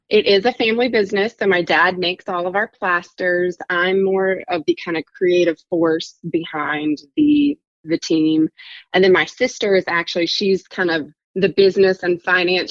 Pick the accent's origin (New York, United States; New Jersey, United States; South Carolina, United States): South Carolina, United States; also born or lived in Virginia / Dublin, Ireland; I'm from South Carolina